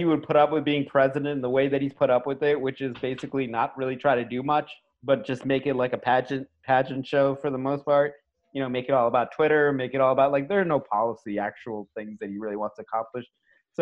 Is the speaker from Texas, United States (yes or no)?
no; New York, United States; I know we're from New York